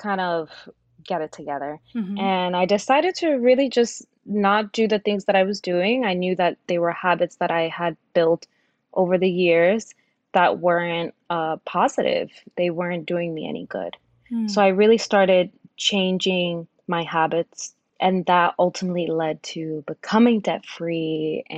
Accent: New York, United States; also born or lived in Dominican Republic / Yonkers, New York; I grew up in New York.

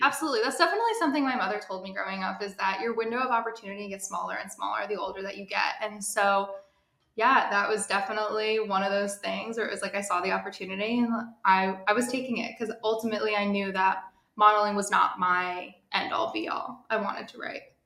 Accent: New Jersey, United States; now in New York City, United States; I'm based in New York City. I'm originally from New Jersey

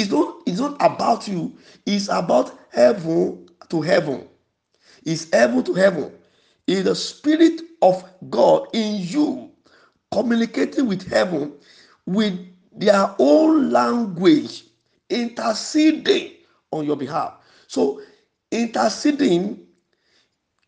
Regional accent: Yorubaland, Nigeria; first language Yoruba; English is a second language; We are from the same place.

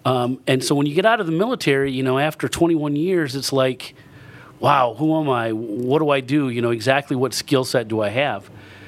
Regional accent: Michigan, United States; moved away as an adult; now in Maine, United States; Yeah, I'm from Michigan, and grew up in Michigan. And 1984, decided that I wanted to get away from snow and ice and cold.

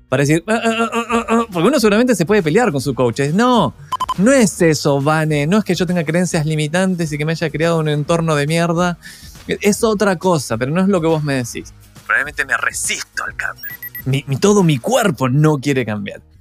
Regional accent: Argentina; also born or lived in Chile; Bueno, yo soy argentino, viví. los últimos 20 años viví en Chile, ahora estoy de nuevo, digamos, viviendo la aventura un poco acá.

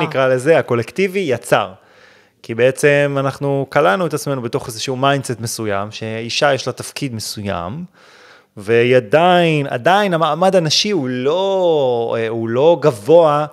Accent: Israel; אנחנו ישראלים

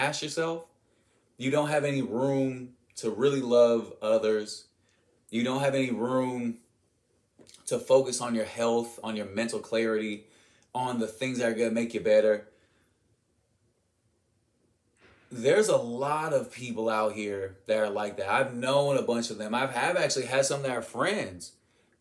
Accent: United States

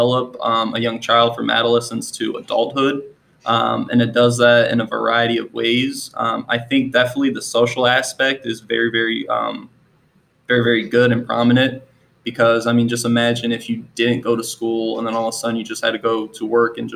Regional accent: Akron, Ohio, United States; moved away as an adult; also born or lived in Albania / New Jersey / Philadelphia; now in Manassas Park, United States; I grew up in Akron, Ohio. I lived there for about 21 years

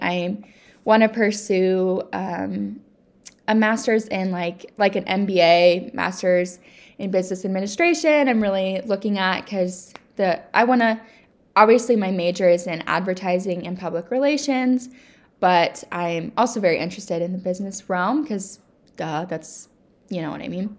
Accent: United States; I love being an American

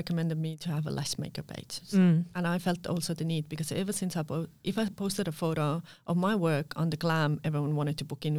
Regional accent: Estonia; now in Perth, Australia; I'm a girl from Estonia doing lashes, and I was home based in Carlisle, you know.

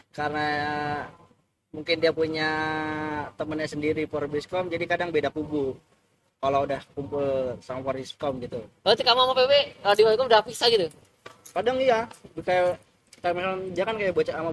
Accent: Magelang, Central Java, Indonesia; Magelang uh, Sawangan Sawangan Depok Kalau Magelang ya Sawangan itu arah ketep

